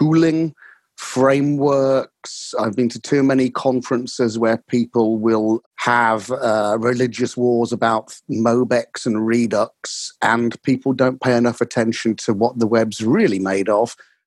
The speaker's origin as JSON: {"language": "English", "region": "England", "country": "United Kingdom", "said": "I'm from Blighty, which translates as hello, I'm from England"}